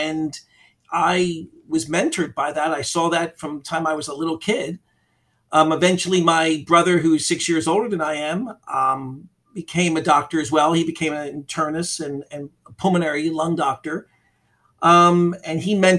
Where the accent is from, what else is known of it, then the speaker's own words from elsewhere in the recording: Philadelphia, Pennsylvania, United States; now in Florida, United States; I grew up in Philadelphia, Pennsylvania